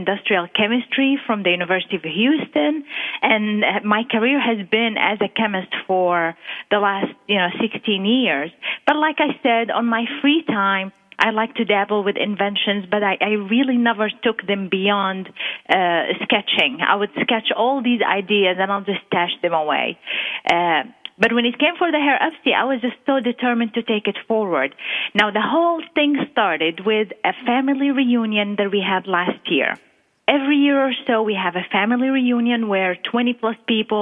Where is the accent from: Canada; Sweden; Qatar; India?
Qatar; moved away as an adult; also born or lived in Jerusalem; now in Texas, United States; my roots are from Jerusalem, the Holy Land, but I was born and raised in the Arabian Gulf area, Qatar. That's where I was raised, and I spent the first 21 years of my life